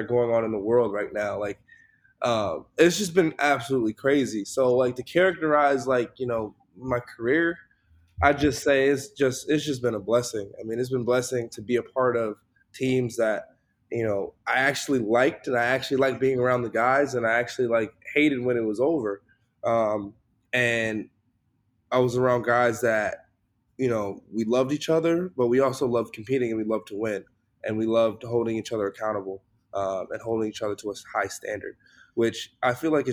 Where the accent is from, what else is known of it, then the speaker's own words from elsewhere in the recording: Chicago, Illinois, United States; I'm from Chicago.